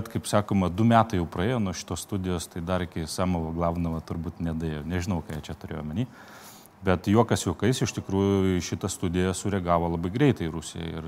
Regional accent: Lithuania; mes lietuviai

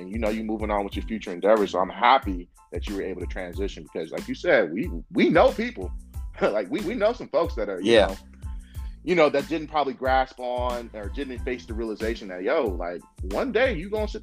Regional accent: the Bay Area, California, United States; I'm from the Bay.

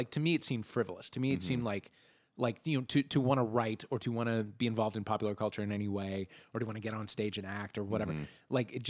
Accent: St. Louis, Missouri, United States; moved away as an adult; I grew up in St. Louis.

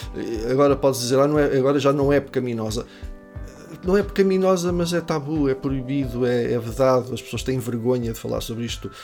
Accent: Caria, Centro, Portugal; moved away as an adult; now in Coimbra, Portugal; Vivo em Coimbra já há bastantes anos, desde que vim para cá estudar, mas sou de Caria

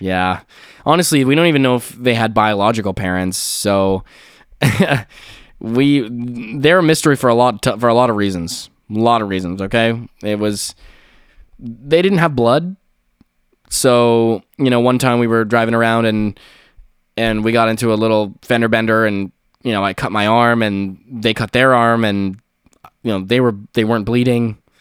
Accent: Canada; I'm Canadian

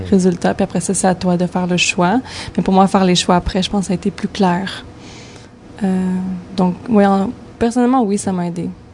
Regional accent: Montreal, Quebec, Canada; moved away; also born or lived in Toronto / New York; je suis née à Montréal, mais j'ai étudié à Toronto

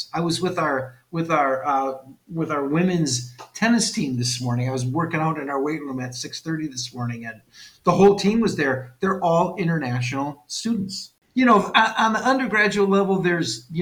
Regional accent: West Allis, Wisconsin, United States; also born or lived in Wauwatosa; I was born and raised in West Allis

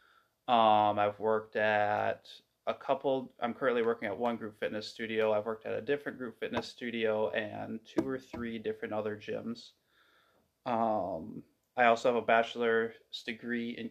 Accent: Stanley, Wisconsin, United States; I am from Stanley, Wisconsin, just kind of the middle of nowhere, kind of by Eau Claire.

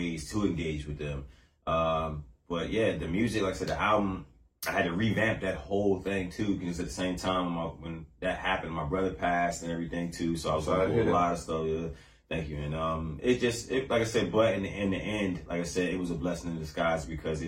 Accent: Landover, Maryland, United States; moved away as an adult; now in North Carolina, United States; I'm originally from DMV, Landover, Maryland. I've been down here in North Carolina going on like 8 years now

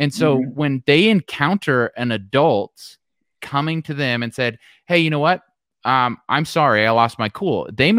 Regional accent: Modesto, California, United States; born there; And of course, I was born in Modesto, California, so George Lucas' hometown. Yes. That's where I was born.

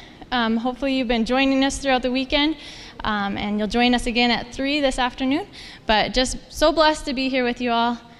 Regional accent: North Dakota, United States; I'm from North Dakota, and I'm the president.

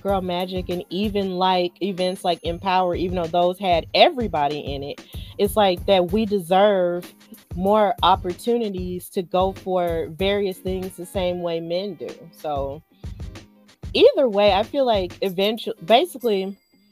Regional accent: Alabama, United States; I'm from Alabama

